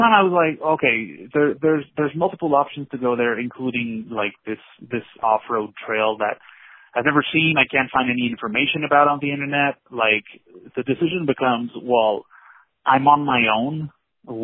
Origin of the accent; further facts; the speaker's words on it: Quebec, Canada; I'm from Quebec